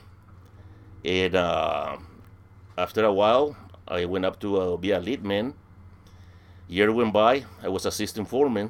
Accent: Villarrica, Guairá, Paraguay; English is a second language; moved away as an adult; now in United States; I was born in Villarrica in Paraguay, in South America

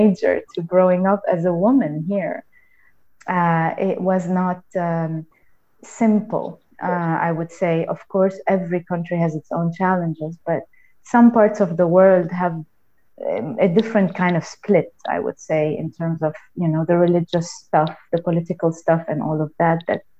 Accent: Lebanon; I'm from Lebanon. I grew up in Lebanon

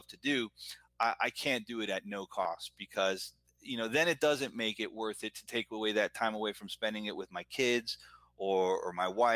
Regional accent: United States; also born or lived in Buenos Aires, Argentina; I came here when I was 2.5, 3 years old. So I've been here my whole life

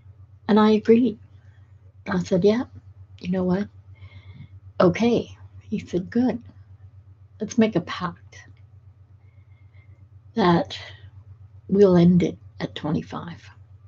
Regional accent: Edinburgh, Scotland, United Kingdom; born there; Now, add to that the fact that I'm of Scottish heritage. I was born in Edinburgh. And in Scotland, we tend to be tough. We tend to be hardier.

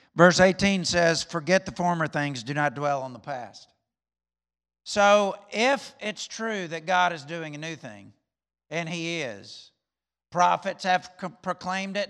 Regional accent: Alabama, United States; moved away; I'm from Alabama

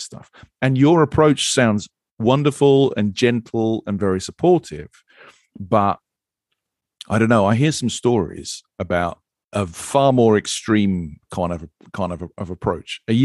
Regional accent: United Kingdom; I'm British.

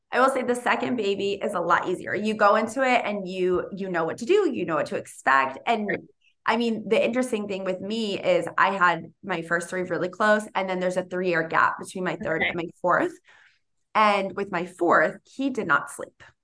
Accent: Boston, Massachusetts, United States; now in California, United States; I'm from Boston and I'm, I live in, in California.

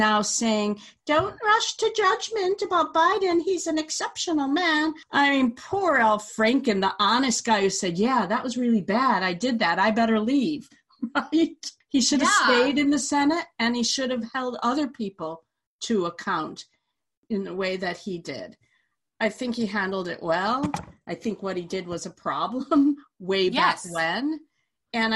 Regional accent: Vermont, United States; I come from Vermont

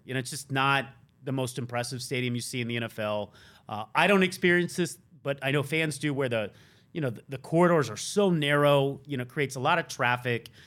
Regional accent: the South, United States; moved away; I'm from the South, sorta.

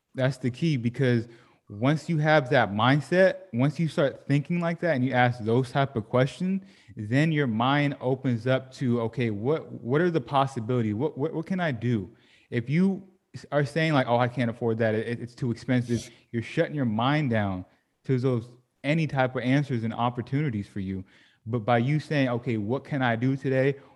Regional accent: Sacramento, California, United States; moved away as an adult; I grew up in Sacramento, California

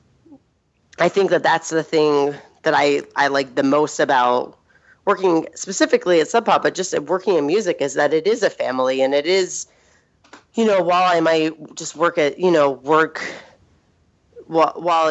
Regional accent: Philadelphia, Pennsylvania, United States; moved away as an adult; also born or lived in New York; now in Seattle, United States; I grew up in Philadelphia

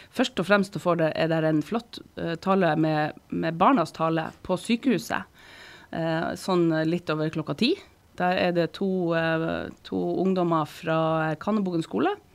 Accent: Sortland, Nordland, Norway; now in Harstad, Norway; jeg vokste opp eh, på Sortland.

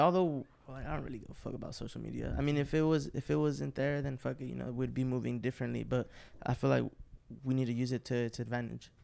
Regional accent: West Coast, United States; We're from the West Coast

